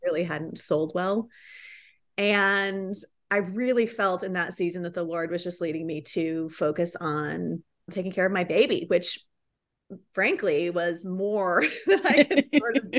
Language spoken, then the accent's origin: English; Riverside, California, United States; moved away as an adult; now in Dallas, United States; I'm originally from Southern California. I grew up in the sunny town of Riverside